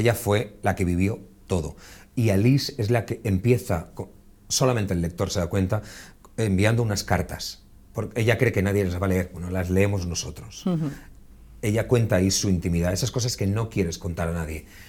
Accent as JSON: {"language": "Spanish", "town": "Buñol", "region": "Valencian Community", "country": "Spain", "said": "visitar Buñol, vean el castillo y vean todo lo que ofrece un pueblo bonito como los que tenemos, pero en este caso es el mío"}